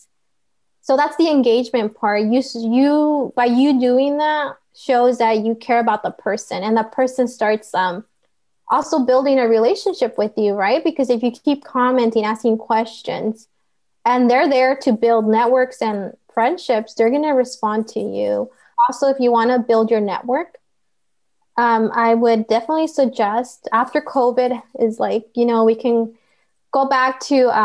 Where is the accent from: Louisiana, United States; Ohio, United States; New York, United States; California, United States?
California, United States; Santa Ana; I'm from Santa Ana